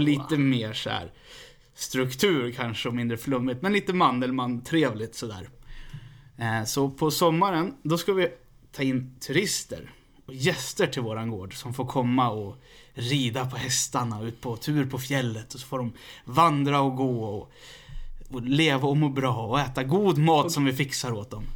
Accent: Västerås, Västmanland, Sweden; Jag är ju från Västerås

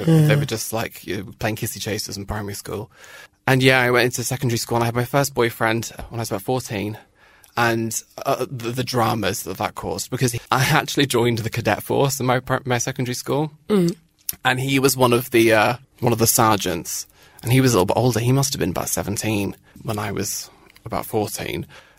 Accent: Northern Ireland, United Kingdom; accent: British; growing up in Northern Ireland with a British accent, with army family, and being quite camp.

